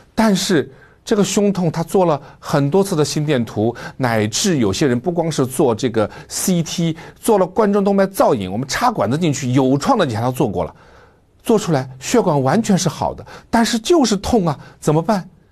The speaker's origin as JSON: {"language": "Chinese", "country": "China", "said": "作为中国人"}